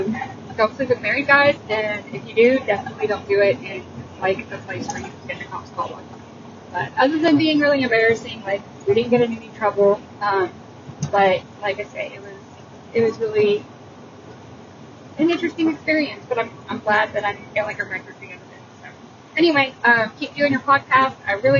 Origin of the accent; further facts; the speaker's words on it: Texas, United States; I'm from Texas. And you'll notice I don't talk that bass.